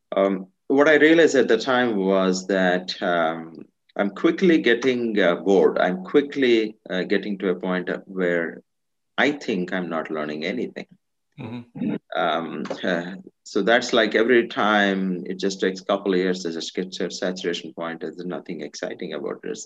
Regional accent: India; moved away as an adult; So I'm originally from India. I, I grew up in India. Uh, majority of my life I was in India

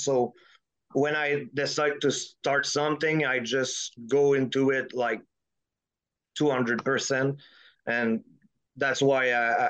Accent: Quebec, Canada; I'm French Canadian. So in Quebec, we have something like Mad magazine and it's called Crow.

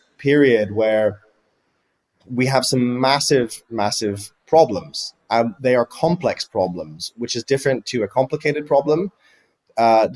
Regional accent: near Frankfurt, Hesse, Germany; So I grew up in near Frankfurt in Germany

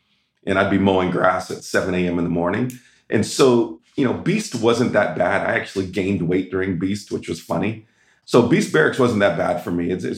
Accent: California, United States; I was raised in Southern California for high school and always thought that I'd go to UCLA or Stanford

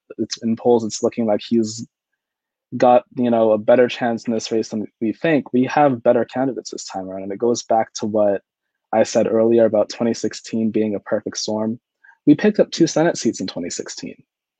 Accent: Northeast, United States; I grew up in the Northeast

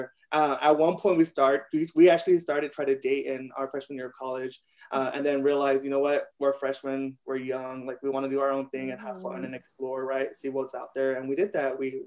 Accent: San Antonio, Texas, United States; also born or lived in Amarillo, Texas; I moved back to San Antonio because I got to finish my senior year back home. Still went to the South Side, right?

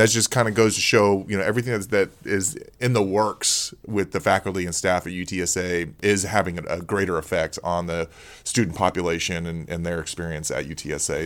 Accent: Corpus Christi, Texas, United States; moved away; also born or lived in Houston, Texas; I grew up in Corpus Christi, a little bit bigger than Beeville.

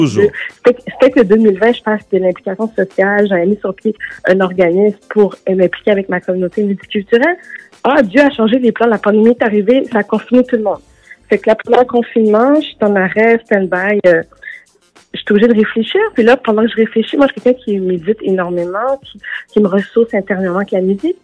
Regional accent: Canada; also born or lived in Los Angeles, United States; on vient du Canada

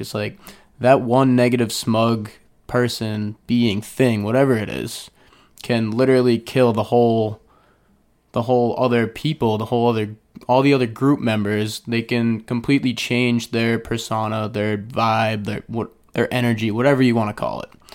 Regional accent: Falmouth, Massachusetts, United States; I was born and raised in Falmouth, Mass.

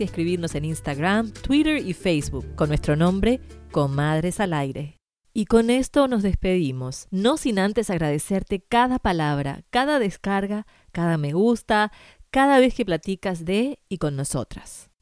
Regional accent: Uruguay; moved away; Yo crecí en Uruguay

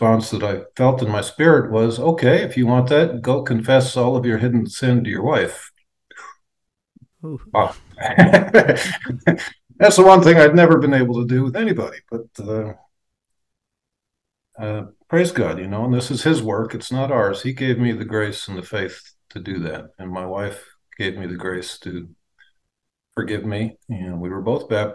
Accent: United States; moved away as an adult; also born or lived in Colorado / Upstate New York; now in Jerusalem, Israel; I grew up initially in Colorado and later upstate New York

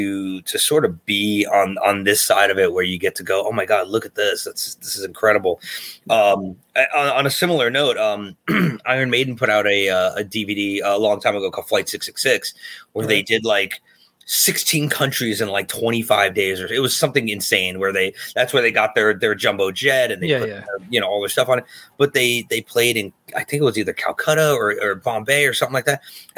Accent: New Jersey, United States; Indian kid from New Jersey

